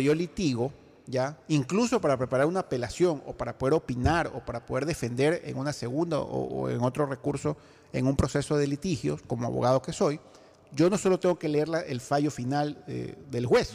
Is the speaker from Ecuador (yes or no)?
yes; Ecuador; como ecuatoriano, y como ciudadano de este país